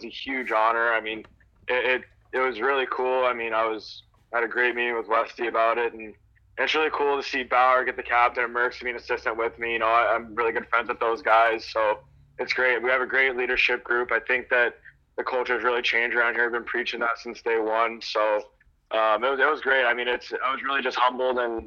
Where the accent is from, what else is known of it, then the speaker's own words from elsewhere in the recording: Georgia, United States; I grew up in Georgia